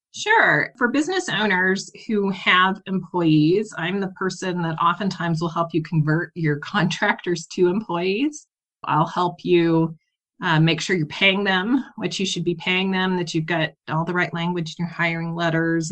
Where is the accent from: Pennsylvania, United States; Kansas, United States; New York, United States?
Kansas, United States; moved away; I grew up on a farm in Kansas, very small, well, not very small, but small town, less than 5,000 people